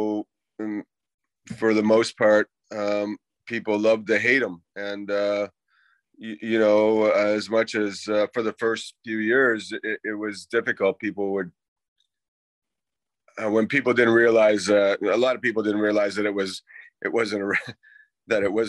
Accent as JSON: {"language": "English", "town": "Halifax", "region": "Nova Scotia", "country": "Canada", "tie": "born or raised there", "also_born_or_lived": "Boston, United States", "said": "I grew up in Halifax. My dad moved back to Canada when I was a young boy. I grew up in Halifax"}